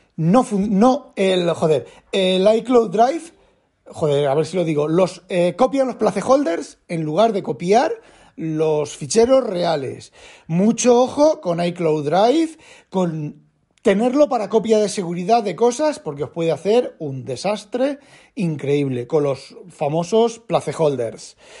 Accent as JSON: {"language": "Spanish", "town": "Elda", "region": "Valencian Community", "country": "Spain", "tie": "born or raised there", "said": "de Elda, de donde yo soy, donde yo nací"}